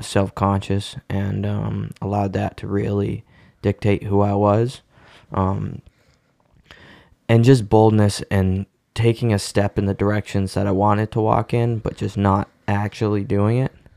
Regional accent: Cape Cod, Massachusetts, United States; I was born on Cape Cod, um, born and raised here

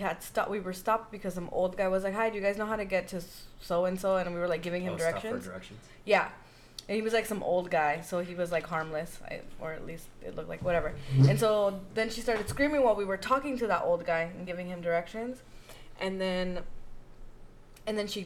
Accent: El Salvador; accent: Salvadoran; my Salvadoran accent

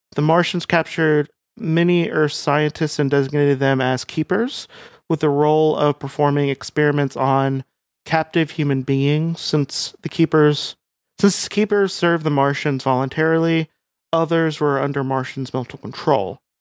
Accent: United States; I'm American

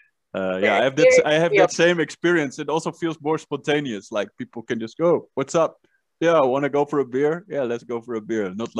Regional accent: Netherlands; English is a second language; Yeah, well, I'm from Holland, which is one of the most agenda countries, I think.

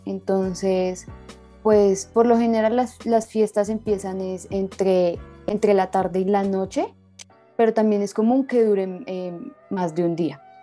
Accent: Eje Cafetero, Colombia

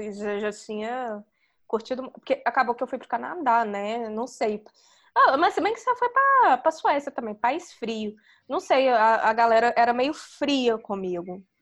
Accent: Brazil; now in India

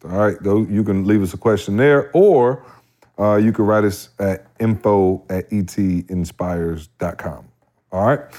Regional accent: Barbados; I'm from Barbados

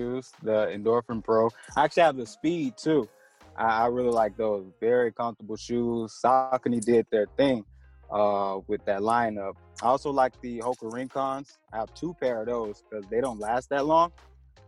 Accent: Lakeland, Florida, United States; I'm from Lakeland, Florida, born and raised. I'm still here at the moment.

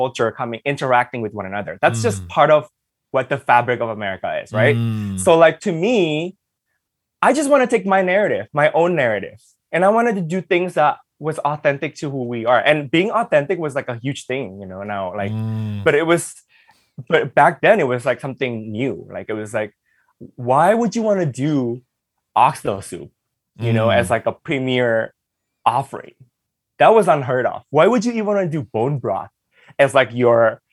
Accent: Los Angeles, California, United States; English is a second language; also born or lived in Indonesia; I was growing up in the East LA neighborhood

